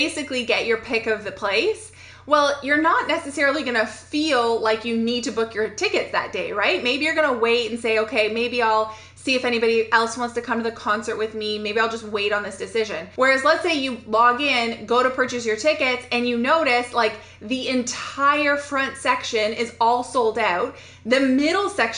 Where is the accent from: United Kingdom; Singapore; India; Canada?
Canada; I'm a Canadian